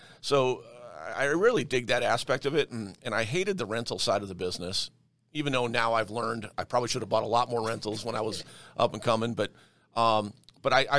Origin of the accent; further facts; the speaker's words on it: Detroit, Michigan, United States; now in Denver, United States; I was born in Detroit, Michigan